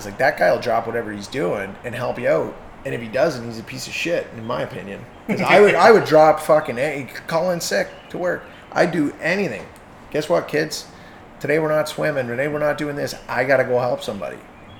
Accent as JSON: {"language": "English", "town": "Hamilton", "region": "Ontario", "country": "Canada", "tie": "born or raised there", "said": "I'll say this just to represent my hometown, and we've seen them come from Hamilton."}